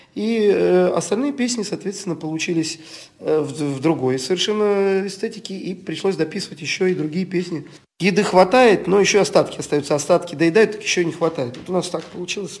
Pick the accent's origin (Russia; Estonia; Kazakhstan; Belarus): Estonia; Мы родились в Эстонии, да, допустим, родственников в России нет